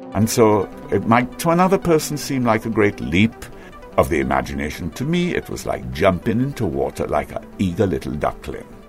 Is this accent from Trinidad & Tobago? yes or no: yes; Trinidad & Tobago; also born or lived in Georgetown, Guyana; I was taken in my mother's womb to Georgetown, Guyana, where I was born in the General Hospital in the embrace of her family and brought back to Trinidad shortly thereafter in her arms.